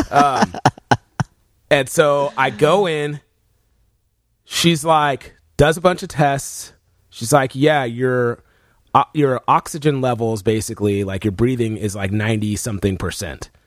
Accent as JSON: {"language": "English", "region": "Texas", "country": "United States", "said": "I'm from Texas."}